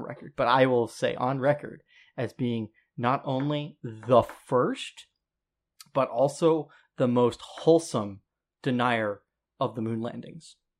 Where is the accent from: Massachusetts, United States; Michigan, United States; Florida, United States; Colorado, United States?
Colorado, United States; I'm from Colorado